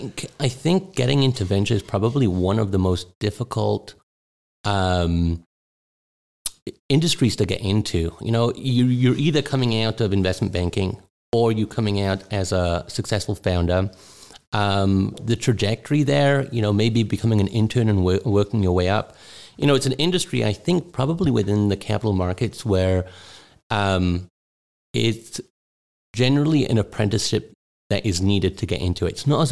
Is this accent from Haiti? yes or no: no; Newcastle, North East England, United Kingdom; also born or lived in Israel / South Africa; now in United States; I was born in England, in the northeast, in Newcastle. I was brought up in the UK.